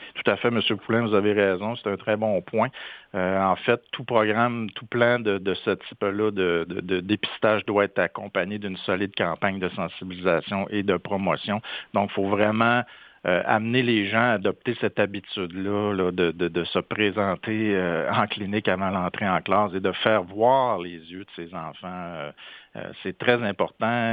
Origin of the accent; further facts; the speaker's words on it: Saint-Félicien, Quebec, Canada; Je, suis originaire de Saint-Félicien au Lac-Saint-Jean